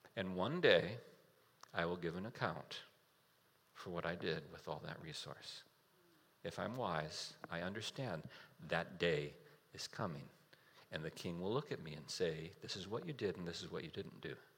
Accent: United States; as an American, I live in a house

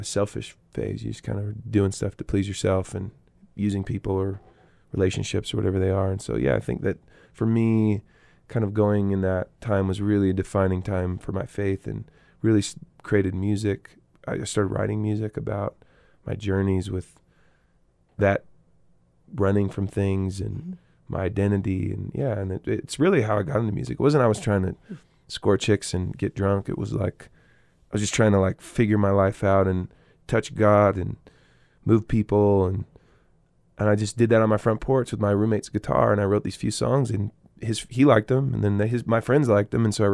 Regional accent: Eugene, Oregon, United States; moved away as an adult; also born or lived in Chico, California; I grew up in Eugene, Oregon to these hippie parents

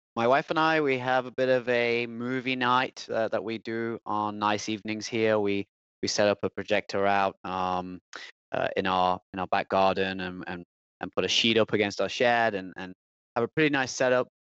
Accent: Nottingham, East Midlands, United Kingdom; moved away; I am from England, and I'm actually born in Nottingham.

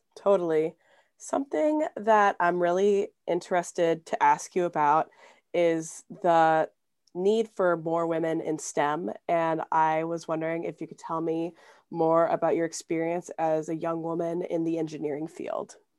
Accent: Anchorage, Alaska, United States; also born or lived in Bronx, New York; now in Los Angeles, United States; I'm from Anchorage, Alaska

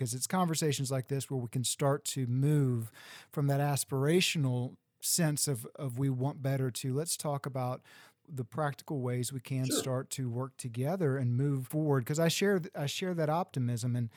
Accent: Central Texas, United States; moved away; also born or lived in Washington, D.C.; I grew up in Central Texas

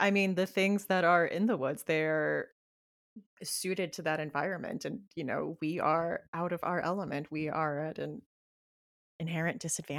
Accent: Murrieta, California, United States; moved away; where I'm originally from Southern California and like Temecula, which is like the town next to Murrieta, which is where I grew up.

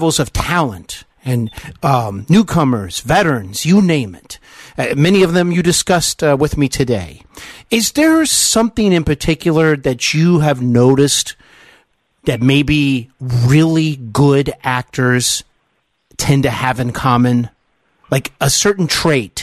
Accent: Kettering, Ohio, United States; also born or lived in Cincinnati, Ohio; I grew up in Kettering, the suburb of Dayton

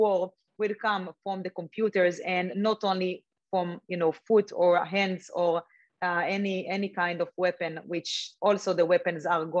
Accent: Israel; I grew up in Israel.

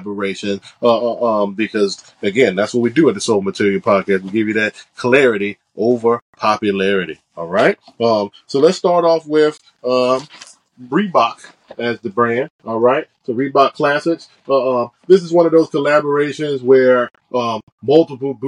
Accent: Washington, District of Columbia, United States; this is where I'm from

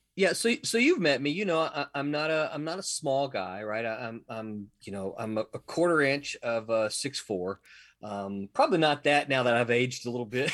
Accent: Mississippi, United States; moved away as an adult; now in Florida, United States; I'm from Mississippi.

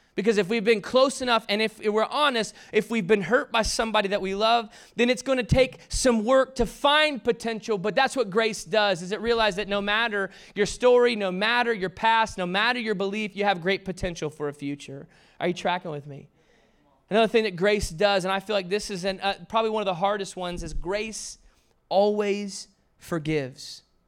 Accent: the South, United States; I was raised in the South

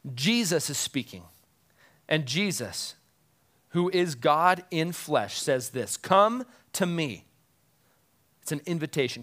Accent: United States; as American moms and dads

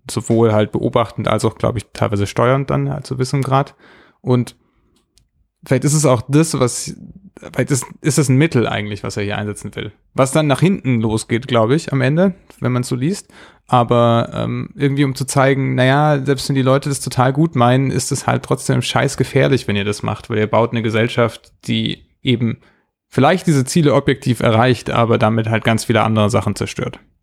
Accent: Germany; Als Deutsche

